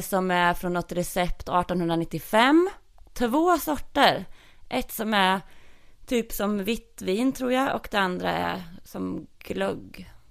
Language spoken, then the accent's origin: Swedish; Norrköping, Östergötland, Sweden; accent: Östgötska; då växte jag ju upp i Ektorp eh, som ligger i Norrköping.